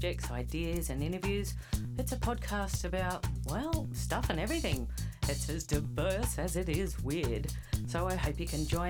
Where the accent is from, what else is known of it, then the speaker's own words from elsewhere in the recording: Tamworth, New South Wales, Australia; I am from Tamworth